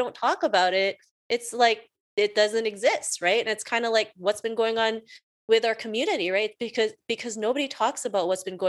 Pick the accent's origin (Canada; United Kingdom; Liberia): Canada; also born or lived in Philippines; I was born in the Philippines. I moved to Canada with my family when I was 7. And, you know, growing up in Canada